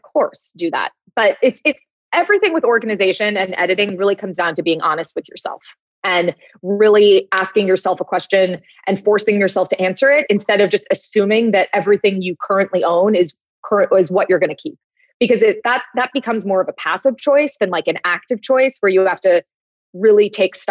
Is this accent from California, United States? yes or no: yes; Los Angeles, California, United States; I'm from Los Angeles